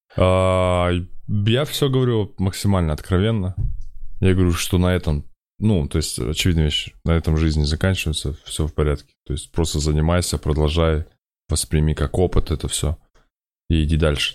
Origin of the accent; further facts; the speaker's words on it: Kazakhstan; я из Казахстана, я из Темногорска